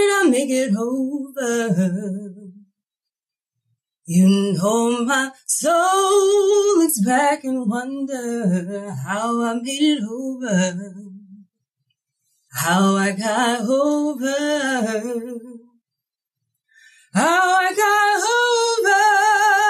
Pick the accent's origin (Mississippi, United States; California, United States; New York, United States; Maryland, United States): Mississippi, United States; Natchez; I'm from Natchez, Mississippi, where Richard Wright is from